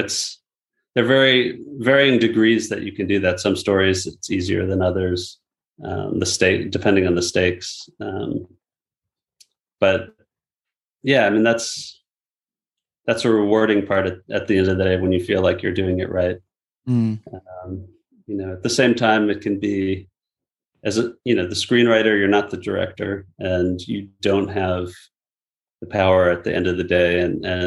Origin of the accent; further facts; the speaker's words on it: United States; as an American